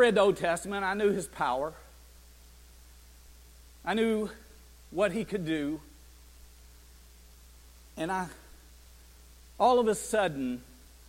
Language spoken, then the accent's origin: English; Chattanooga, Tennessee, United States; I'm from Chattanooga